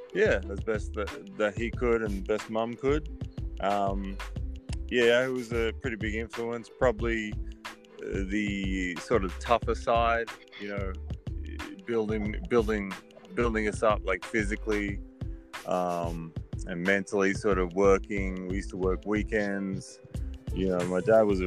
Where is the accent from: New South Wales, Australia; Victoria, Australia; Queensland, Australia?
New South Wales, Australia; Sydney; moved away as an adult; also born or lived in West Virginia, United States / Ohio, United States / Baltimore, Maryland, United States; I grew up in Australia, so I'm an Aussie.